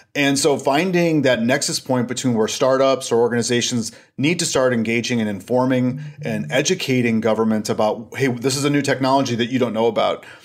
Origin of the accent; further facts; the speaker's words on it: Stillwater, Minnesota, United States; also born or lived in Washington, D.C. area; I'm calling from Stillwater, Minnesota. And if you're familiar with the Twin Cities area, I'm about twenty-five miles east of there. Um, I'm closer to Wisconsin than I am Minnesota. And this is where we're from originally